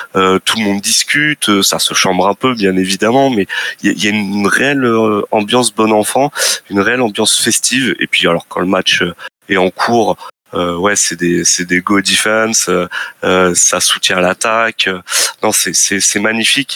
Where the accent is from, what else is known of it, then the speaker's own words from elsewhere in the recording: France; je suis de France.